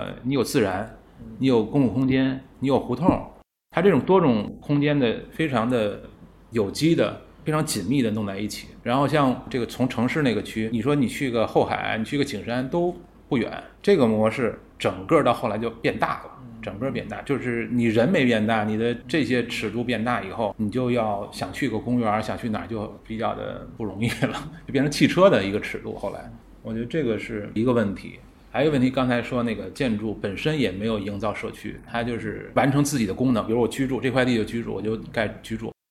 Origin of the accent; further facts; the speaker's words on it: Beijing, China; 我小时候在四合院长大的，那时候你要是看这个北京，好像一片四合院，但其实每个都不一样